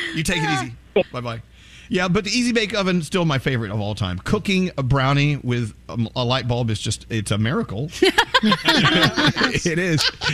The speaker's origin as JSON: {"language": "English", "region": "Texas", "country": "United States", "tie": "born or raised there", "said": "growing up in the Bible Belt in Texas"}